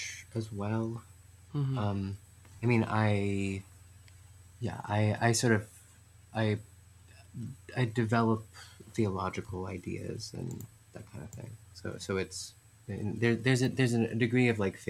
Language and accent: English; New York City, New York, United States; I was raised mostly in New York City